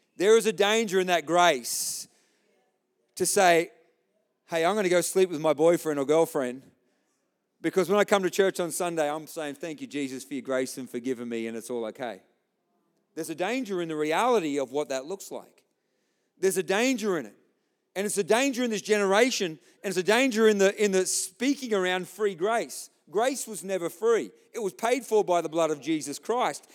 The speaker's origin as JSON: {"language": "English", "country": "Australia", "said": "I'm an Aussie."}